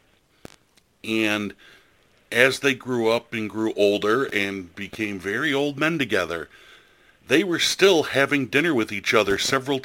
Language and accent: English; United States